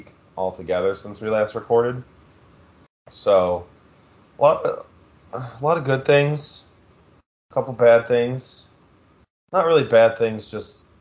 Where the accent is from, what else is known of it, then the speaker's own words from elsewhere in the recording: Philadelphia area, Pennsylvania, United States; now in Pittsburgh, United States; It's literally literally in my hometown